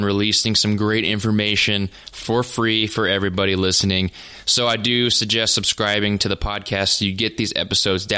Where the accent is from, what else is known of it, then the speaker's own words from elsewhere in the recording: North Dakota, United States; also born or lived in Nebraska; I'm from North Dakota. I'm a farm kid. Grew up on the farm.